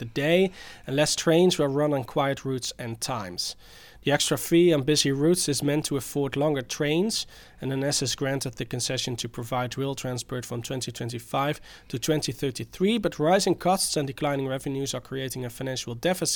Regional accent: Roosendaal, North Brabant, Netherlands; now in Delft, Netherlands; I come from Roosendaal and I live in Delft

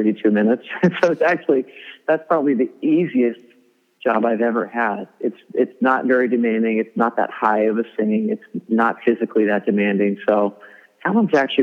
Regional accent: Arkansas, United States; I grew up in Arkansas

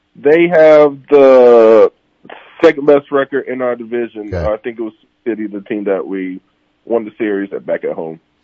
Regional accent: Orlando, Florida, United States; I'm from Florida, oh, Orlando

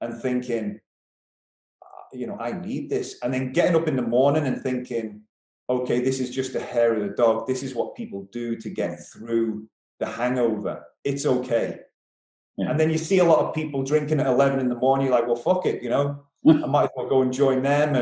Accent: Isle of Man; moved away as an adult; also born or lived in Derby

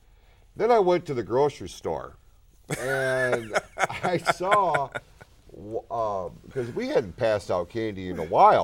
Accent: Hadley, United States; We grew up in Hadley, and Hadley was, I mean, it was big for Halloween.

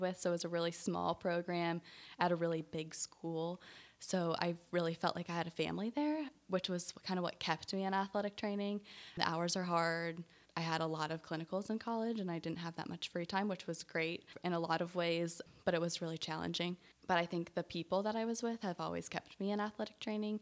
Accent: Illinois, United States; moved away as an adult; also born or lived in Indiana / North Carolina; now in Charlotte, United States; I grew up in a small little town in Illinois, right, uh, south of Springfield, their capital

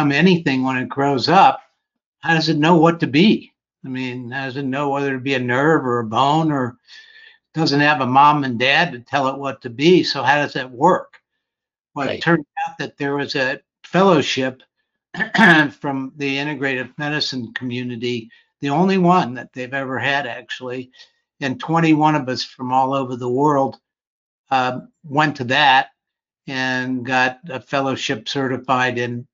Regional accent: Ohio, United States; moved away as an adult; now in Phoenix, United States; I grew up in Ohio, went to Ohio State for undergraduate

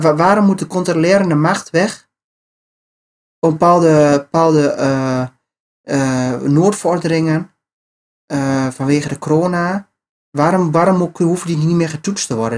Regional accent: Netherlands; wij als Nederlanders

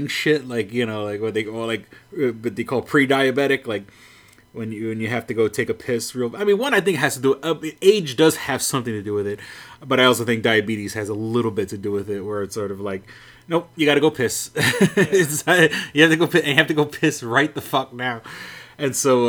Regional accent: New York City, New York, United States; I'm from New York City

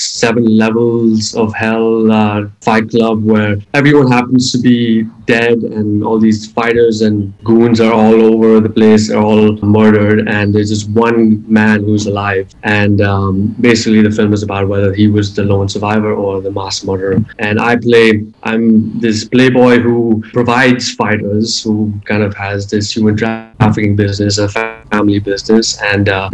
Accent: Bangalore, Karnataka, India; moved away as an adult; also born or lived in California / New York; Yeah, I grew up in Bangalore. I was born in California, but I moved to India when I was just a few months old.

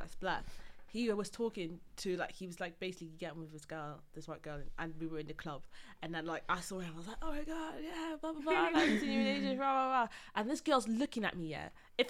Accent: Wales, United Kingdom; I grew up in Wales.

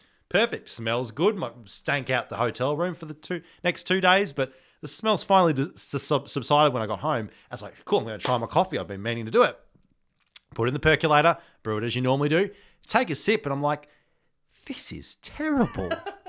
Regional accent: New South Wales, Australia; I came from New South Wales.

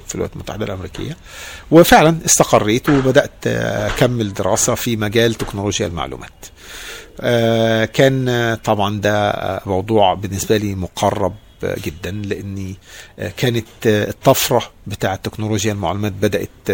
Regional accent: Egypt; moved away as an adult; also born or lived in New York; now in United States; انا مصري

